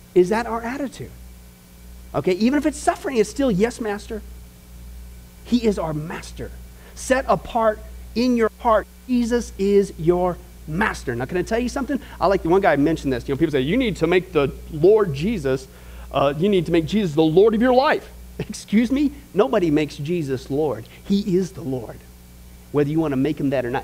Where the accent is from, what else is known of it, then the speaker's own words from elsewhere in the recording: Midwest, United States; growing up in the Midwest, out in the middle of nowhere